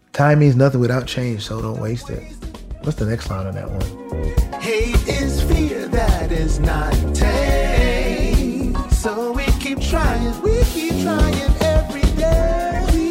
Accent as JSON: {"language": "English", "region": "New York", "country": "United States", "said": "I'm from New York"}